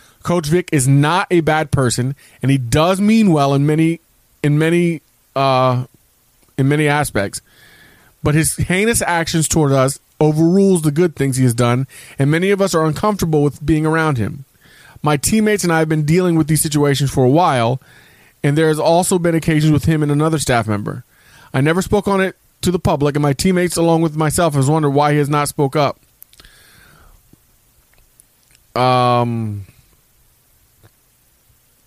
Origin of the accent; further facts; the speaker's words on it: West Virginia, United States; growing up in West Virginia